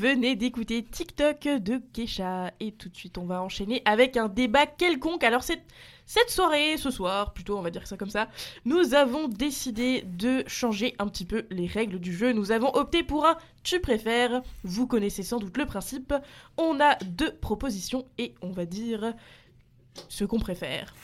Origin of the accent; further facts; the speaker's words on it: Bourgogne-Franche-Comté, France; moved away; also born or lived in Alsace; Je, suis originaire de Franche-Comté